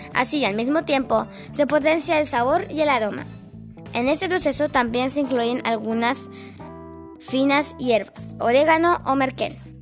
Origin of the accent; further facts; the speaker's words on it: Mallarauco, Santiago Metropolitan Region, Chile; Mayerauco, mi tierra linda